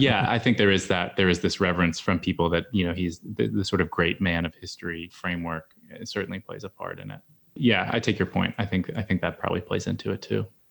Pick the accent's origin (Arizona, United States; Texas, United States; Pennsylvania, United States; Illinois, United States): Pennsylvania, United States; Gettysburg; growing up in Gettysburg